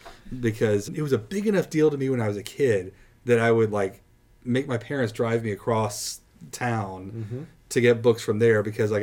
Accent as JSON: {"language": "English", "town": "Plano", "region": "Texas", "country": "United States", "tie": "born or raised there", "said": "I grew up in Plano"}